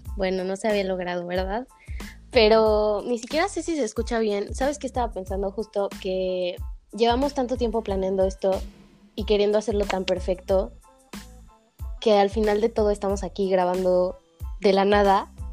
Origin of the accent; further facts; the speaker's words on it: State of Mexico, Mexico; soy de Ciudad de México, bueno, en realidad de Estado de México